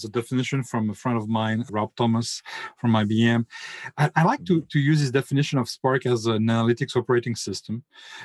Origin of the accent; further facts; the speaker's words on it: France; English is a second language; now in North Carolina, United States; as my accent is a bit of a treason for me, I'm French, but I now live in the US, in North Carolina